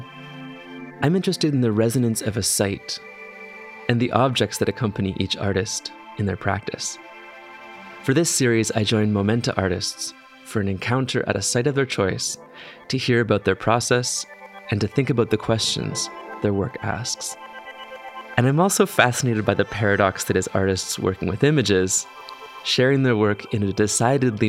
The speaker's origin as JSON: {"language": "English", "town": "Toronto", "region": "Ontario", "country": "Canada", "tie": "born or raised there", "said": "I grew up in Toronto"}